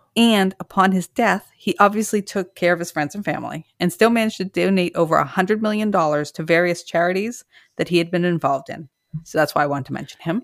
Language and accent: English; Massachusetts, United States; I'm from Massachusetts